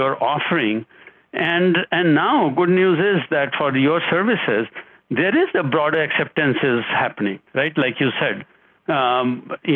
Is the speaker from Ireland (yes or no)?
no; India; now in United States; I am originally from India. I've lived here for much longer than I've lived in India, right, for 40 plus years